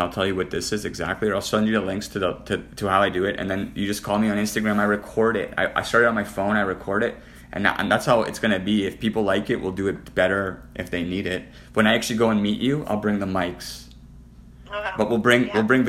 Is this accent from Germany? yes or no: no; Canada; moved away; also born or lived in Las Vegas; I'm Canadian